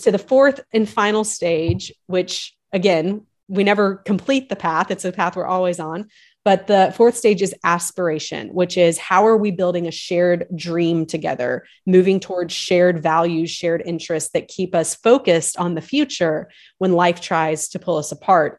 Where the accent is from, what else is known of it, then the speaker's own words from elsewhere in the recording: the South, United States; we live just outside of Nashville now, but we we we grew up in the South